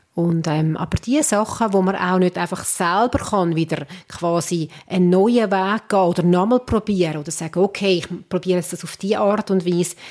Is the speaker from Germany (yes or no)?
no; Switzerland; da sind wir Schweizer